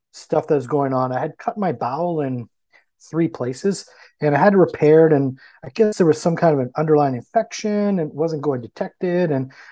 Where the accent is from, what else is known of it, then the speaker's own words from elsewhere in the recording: Canada; I'm from Canada